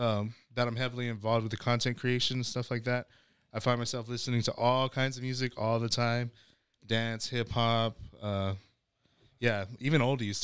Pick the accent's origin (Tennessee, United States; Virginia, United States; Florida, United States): Virginia, United States; Alexandria; born there; I was born in Alexandria, Virginia.